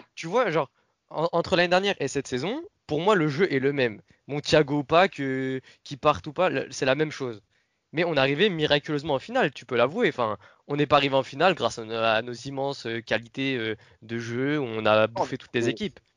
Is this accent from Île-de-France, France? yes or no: yes; Paris, Île-de-France, France; On vient de Paris